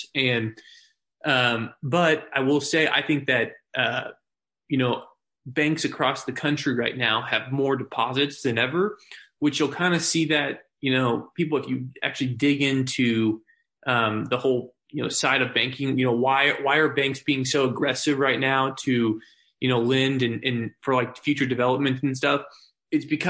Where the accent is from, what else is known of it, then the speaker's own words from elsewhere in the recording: Springfield, Missouri, United States; I'm born and raised in Springfield